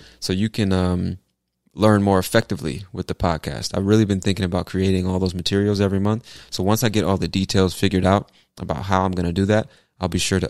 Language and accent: English; California, United States; also born or lived in Virginia Beach; I was born in Virginia Beach, Virginia, which is technically on the East Coast, but it's considered the South for some strange reason. But I moved to California when I was 3 years old, and I spent the first half of my life in many different cities in California